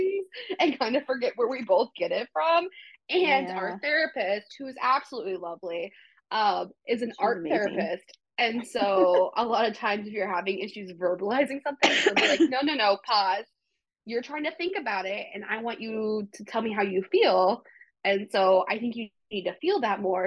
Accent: Waverly, Iowa, United States; I'm from Waverly.

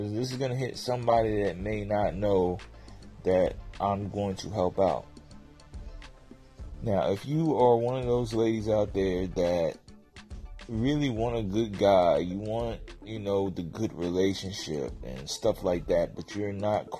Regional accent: Tennessee, United States; also born or lived in Virginia / Phoenix, Arizona / Germany / Jacksonville, Florida; I'm actually from Tennessee, moved to Virginia. I lived in a lot of places, Phoenix, Arizona. Lived in Germany for a little bit

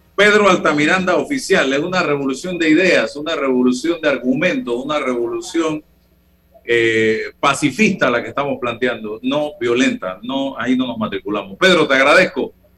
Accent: Chitré, Herrera, Panama; en mi tierra, Chitré

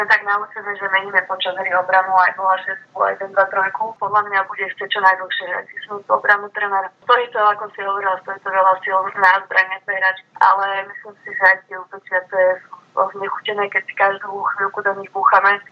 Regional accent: Bratislava, Bratislava Region, Slovakia; Ja som vyrastala po podstate v Bratislave a škatečke

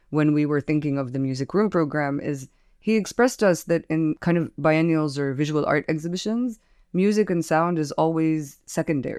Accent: Palestine; now in Beirut, Lebanon; I'm a curator from Palestine

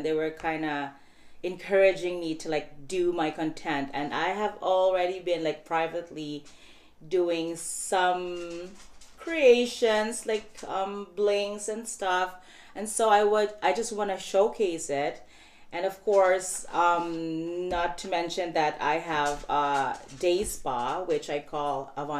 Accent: Philippines; first language Cebuano; English is a second language; moved away as an adult; now in Canada; my own language, which is Visayan, because I come from the Philippines, by the way. I'm just here in Canada for 5 years

